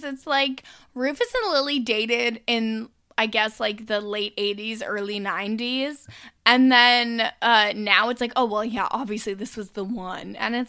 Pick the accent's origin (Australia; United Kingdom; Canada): Canada; as a Canadian